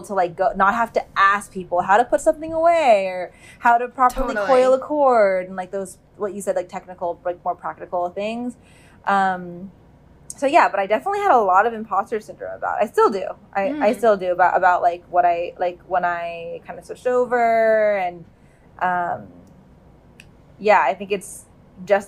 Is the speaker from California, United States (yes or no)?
yes; Bay Area, California, United States; moved away as an adult; also born or lived in New York; I grew up in California. In the Bay Area